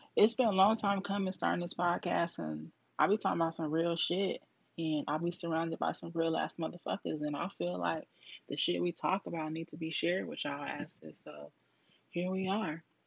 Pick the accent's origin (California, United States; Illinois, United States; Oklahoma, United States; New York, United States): California, United States; Duarte; moved away as an adult; now in Texas, United States; I was born in Cali, Duarte, California.